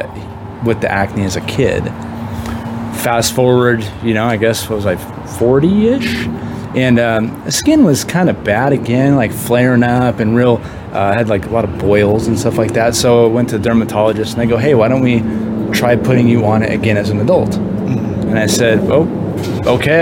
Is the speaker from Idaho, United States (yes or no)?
yes; Coeur d'Alene, Idaho, United States; moved away as an adult; born and raised in Coeur d'Alene, Idaho, and then moved around